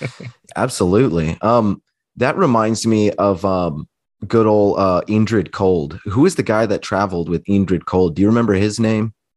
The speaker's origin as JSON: {"language": "English", "town": "Eagle River", "region": "Alaska", "country": "United States", "tie": "born or raised there", "said": "I grew up outside of Anchorage, Alaska, in Eagle River, Alaska"}